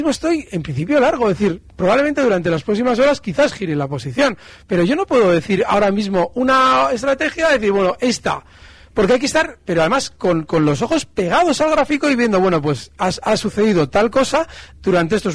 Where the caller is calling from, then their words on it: Madrid, Community of Madrid, Spain; de Madrid.